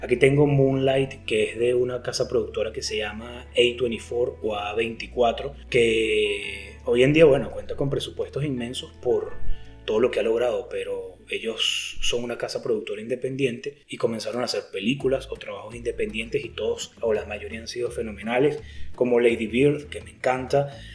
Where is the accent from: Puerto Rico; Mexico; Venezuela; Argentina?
Venezuela; está ubicada en mi país y es subvencionada por el pues gobierno, el gobierno bananero de Venezuela